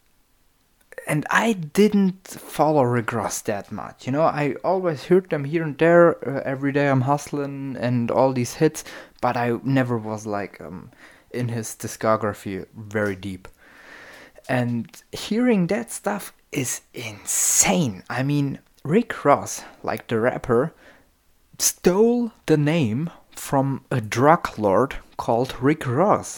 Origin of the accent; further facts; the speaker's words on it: Germany; I'm from Germany and we have our own German rap